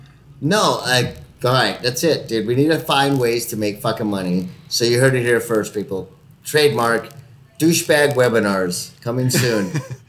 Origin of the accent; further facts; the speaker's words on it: Mexico; accent: Mexican; first language Spanish; English is a second language; moved away; especially for Mexicans, because we switch that a lot. So. That's why you know, like Spanish is your first language